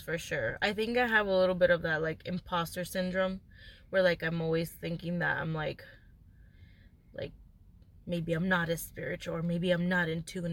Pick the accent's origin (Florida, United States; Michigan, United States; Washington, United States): Florida, United States; Miami; moved away; I'm glad that I grew up there because of the diversity and because of like the culture. Miami has its own culture